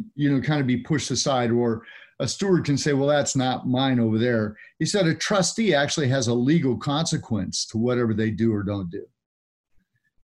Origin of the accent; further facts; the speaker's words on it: California, United States; I grew up in California